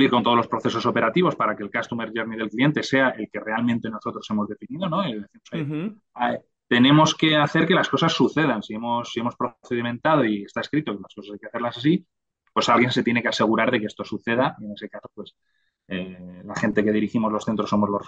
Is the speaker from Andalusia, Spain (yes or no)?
no; Madrid, Community of Madrid, Spain; also born or lived in Granada; porque yo soy de Madrid